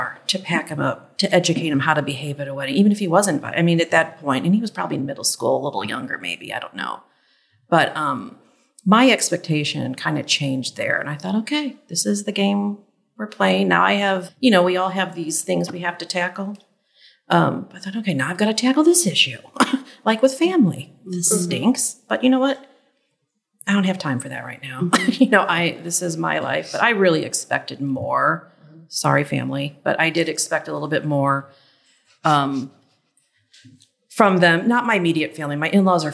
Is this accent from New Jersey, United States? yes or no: no; St. Louis, Missouri, United States; I'm from St. Louis.